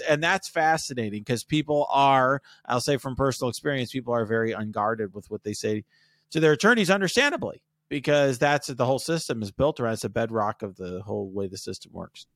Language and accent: English; Chicago, Illinois, United States; I was born in Chicago